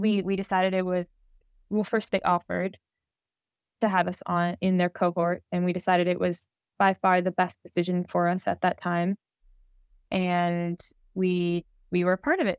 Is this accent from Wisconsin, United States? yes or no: no; Miami, Florida, United States; moved away; We grew up together in Miami